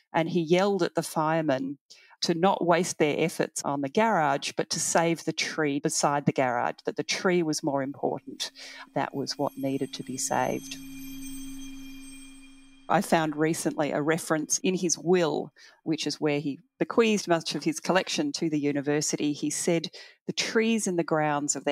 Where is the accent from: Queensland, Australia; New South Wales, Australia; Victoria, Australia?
Victoria, Australia; Heidelberg; I grew up in Heidelberg, a beautiful leafy area